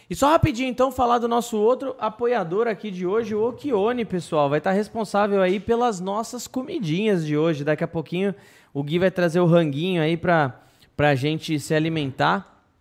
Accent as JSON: {"language": "Portuguese", "region": "Ceará", "country": "Brazil", "said": "Eu sou do Ceará."}